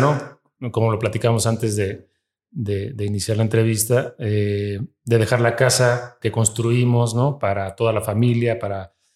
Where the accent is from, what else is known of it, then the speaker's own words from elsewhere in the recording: Mexico; somos mexicanos los que estamos aquí